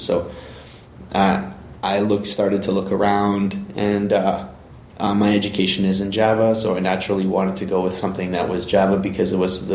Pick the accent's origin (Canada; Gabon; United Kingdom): Canada; also born or lived in Northern Ontario; I'm a Canadian country boy, married with children, living in Northern Ontario